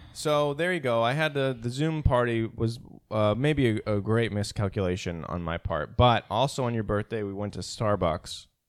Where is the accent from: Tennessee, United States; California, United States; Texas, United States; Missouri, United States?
Missouri, United States; St. Louis; now in New York, United States; I was born in Saint Louis